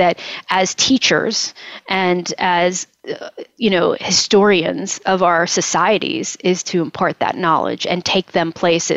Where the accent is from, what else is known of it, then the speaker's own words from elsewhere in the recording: Moundsville, West Virginia, United States; moved away; where I grew up near Moundsville